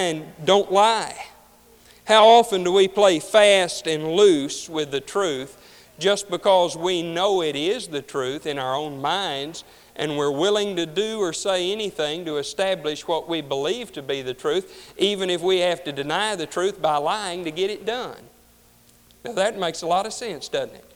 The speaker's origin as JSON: {"language": "English", "region": "Deep South", "country": "United States", "tie": "born or raised there", "said": "I grew up in the Deep South"}